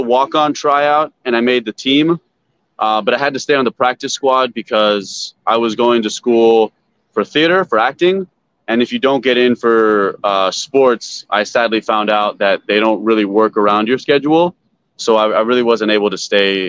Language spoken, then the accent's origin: English; Concord, California, United States; now in Los Angeles, United States; Where I grew up in Concord, California is right outside of Santa Cruz.